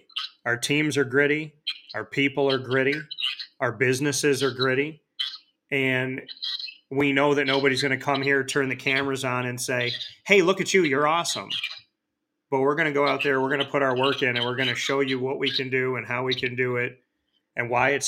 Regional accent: Ohio, United States; Ohio. I know you said, you know, just a role player, but to someone like me, 9 years old, watching my hometown team, the only colors that I've ever known

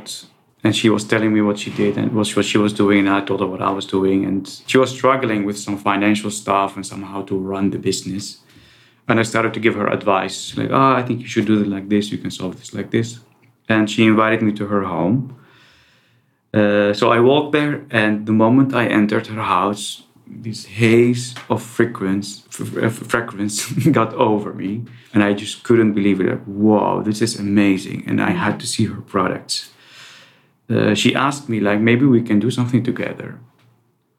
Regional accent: Netherlands; also born or lived in Iraq; I was born in Iraq. I moved to the Netherlands when I was 9.

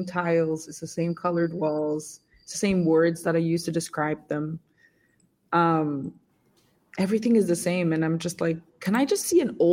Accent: Senegal; moved away; I was born and raised in Senegal

